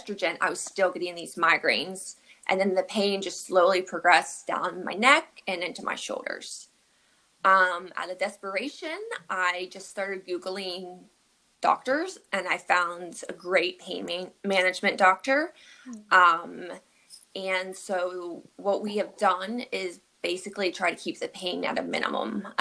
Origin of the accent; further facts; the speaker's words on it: Pittsburgh, Pennsylvania, United States; moved away as an adult; now in Pleasantville, United States; I am actually not from New York at all. I grew up and was raised in Pittsburgh, Pennsylvania.